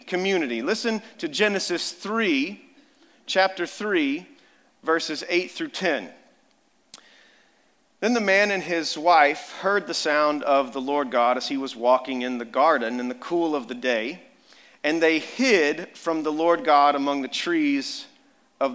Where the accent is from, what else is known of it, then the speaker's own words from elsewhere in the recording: Amarillo, Texas, United States; moved away; I grew up down in Amarillo, Texas, West Texas